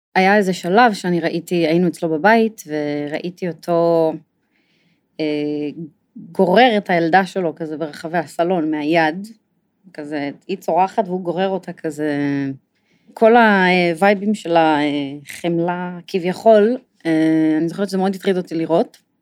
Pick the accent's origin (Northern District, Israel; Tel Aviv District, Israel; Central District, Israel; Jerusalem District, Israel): Jerusalem District, Israel; Jerusalem; אני נולדתי בירושלים